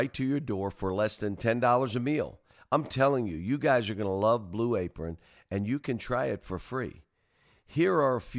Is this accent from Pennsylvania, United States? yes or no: yes; Pittsburgh, Pennsylvania, United States; moved away; I grew up in Pittsburgh